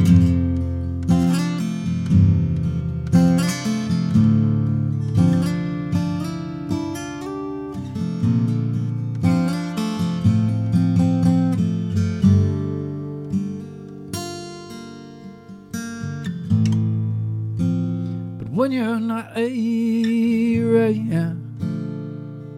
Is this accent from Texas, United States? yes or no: yes; Texas, United States; growing up in Texas